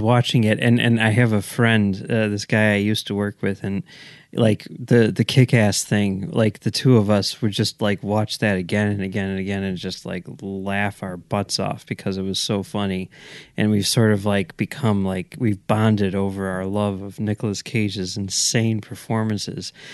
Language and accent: English; Oak Park, Illinois, United States; my hometown of Oak Park